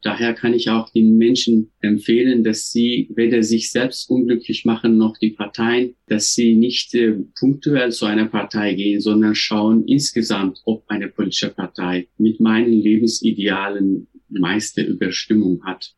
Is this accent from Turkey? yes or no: yes; Turkey; German is a second language; moved away as an adult; now in Germany; Ich bin ja in der Türkei geboren, aufgewachsen, auch äh, dort sozialisiert